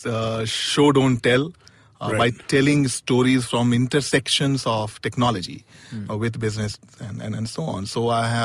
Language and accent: English; Allahabad, Uttar Pradesh, India; moved away as an adult; also born or lived in Chennai; I come from Allahabad